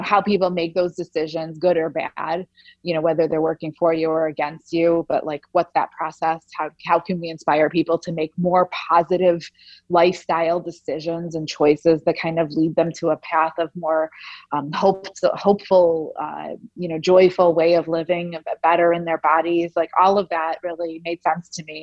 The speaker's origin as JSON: {"language": "English", "town": "Chicago", "region": "Illinois", "country": "United States", "tie": "born or raised there", "also_born_or_lived": "Soviet Union", "said": "my parents and I were refugees from the former Soviet Union. Um, and we left uh, through a small slit in the Iron Curtain and came to the United States and settled in Chicago in 1976 when I was just one."}